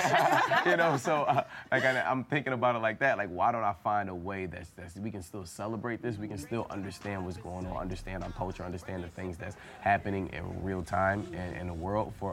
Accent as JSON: {"language": "English", "town": "Philadelphia", "region": "Pennsylvania", "country": "United States", "tie": "born or raised there", "said": "growing up in Philadelphia is a rough city"}